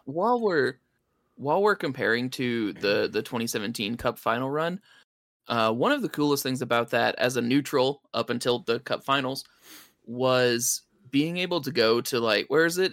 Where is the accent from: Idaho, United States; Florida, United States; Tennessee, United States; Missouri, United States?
Tennessee, United States; Knoxville; I grew up in Knoxville, and we would go to Neyland probably two, three, four times a year.